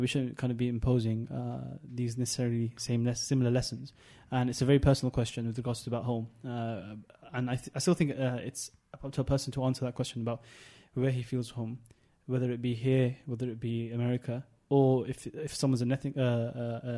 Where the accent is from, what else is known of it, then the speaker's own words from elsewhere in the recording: United Kingdom; also born or lived in London / Hampshire; I am from the UK. I was born there. I was raised there.